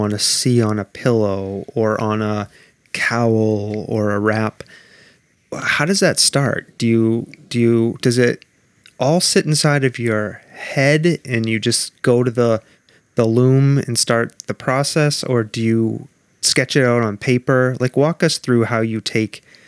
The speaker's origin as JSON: {"language": "English", "region": "North Shore of Massachusetts", "country": "United States", "tie": "born or raised there", "said": "I grew up on the North Shore of Massachusetts"}